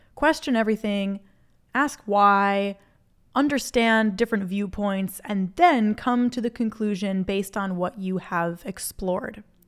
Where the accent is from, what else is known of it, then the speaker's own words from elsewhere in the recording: Minnesota, United States; moved away; I'm from Minnesota originally